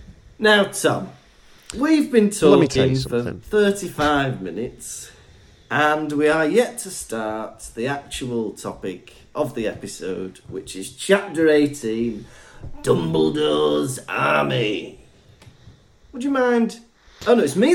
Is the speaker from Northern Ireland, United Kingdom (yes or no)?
no; Wales, United Kingdom; moved away as an adult; now in Germany; I'm from Wales.